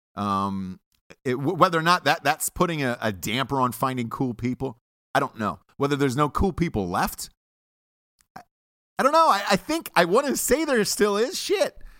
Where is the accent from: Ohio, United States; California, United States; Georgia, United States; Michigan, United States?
Georgia, United States; Atlanta; I'm from Atlanta